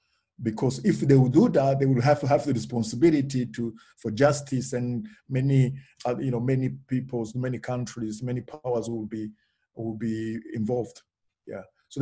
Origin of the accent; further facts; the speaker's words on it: Russia; born there; English is a second language; Yes, I was born in Russia, but it was during Soviet time, not post.